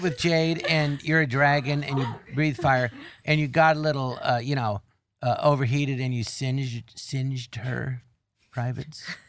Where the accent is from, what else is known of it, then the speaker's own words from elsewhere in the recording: Tarzana, California, United States; I grew up in Tarzan, and there was an empty lot next door